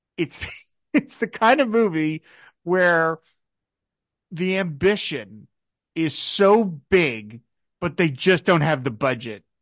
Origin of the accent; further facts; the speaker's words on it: United States; as an American like you